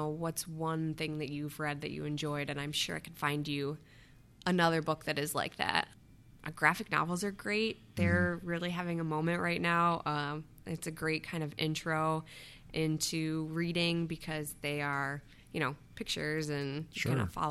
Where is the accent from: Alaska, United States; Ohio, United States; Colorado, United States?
Ohio, United States; Westerville; moved away as an adult; also born or lived in Columbus, Ohio / Phoenix, Arizona / Cleveland, Ohio / Albany, New York; I'm from the Columbus area originally. I grew up in Westerville